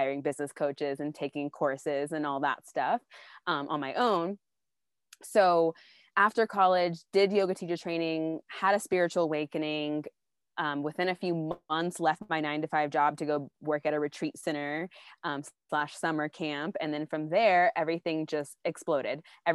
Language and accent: English; Austin, Texas, United States; I grew up in Austin, Texas, with a Southern Baptist background